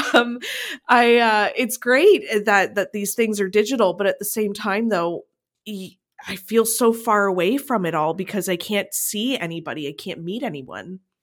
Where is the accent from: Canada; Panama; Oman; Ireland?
Canada; Niagara, Ontario; I come from Niagara.